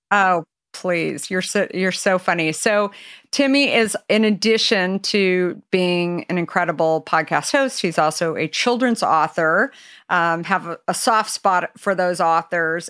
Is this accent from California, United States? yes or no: yes; California, United States; being a Californian myself